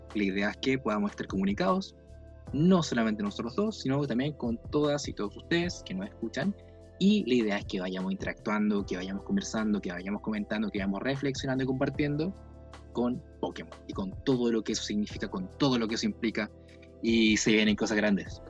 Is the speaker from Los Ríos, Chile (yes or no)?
yes; Valdivia, Los Ríos, Chile; soy del sur de Chile, de Valdivia